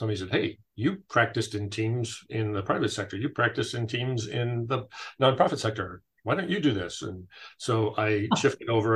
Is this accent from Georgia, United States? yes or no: no; California, United States; moved away; I grew up in California.